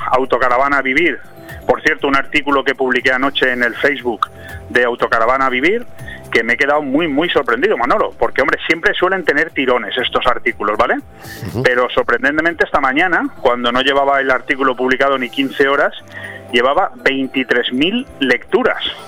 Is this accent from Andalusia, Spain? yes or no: no; Benidorm, Valencian Community, Spain; soy de Benidorm, sí, estoy precisamente hablando en la radio, en Benidorm